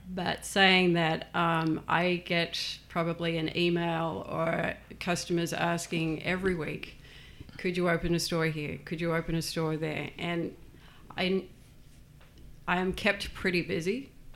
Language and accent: English; Australia; also born or lived in New Zealand; now in United States; I was born in New Zealand and grew up in Australia.